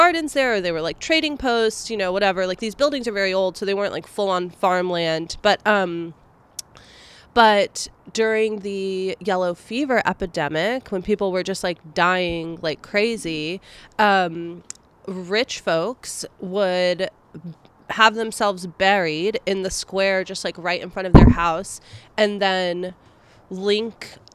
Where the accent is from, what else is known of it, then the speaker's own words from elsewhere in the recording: Savannah, Georgia, United States; I grew up in Savannah, which is like a very haunted city